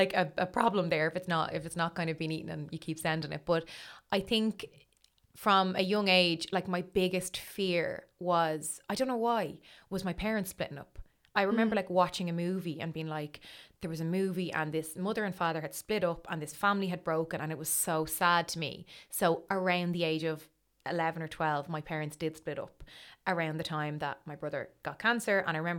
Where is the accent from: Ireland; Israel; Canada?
Ireland; Dublin, Leinster; also born or lived in Crumlin / Citywest; I'm from Dublin. So I was born in Crumlin, in the Coombe. And I lived in Crumlin until I was 4 or 5, and then we moved to City West. So my whole kind of childhood was in City West, my schooling years.